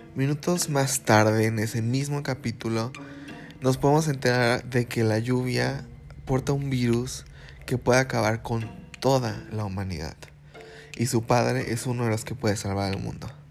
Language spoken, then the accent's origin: Spanish; Fortín de las Flores, Veracruz, Mexico; soy de Veracruz y para ser más físico, de la ciudad de Fortín de las Flores.